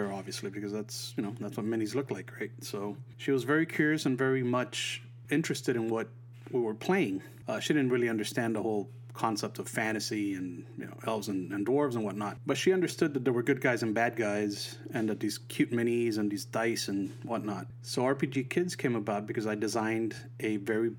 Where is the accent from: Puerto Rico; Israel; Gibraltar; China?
Puerto Rico; I grew up in Puerto Rico